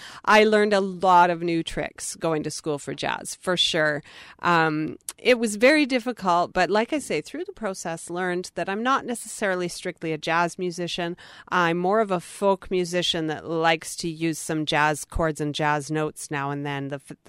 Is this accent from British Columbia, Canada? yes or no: yes; Penny, British Columbia, Canada; now in Vancouver, Canada; I live in Vancouver now, but I am originally from the Prince George area, from Penny.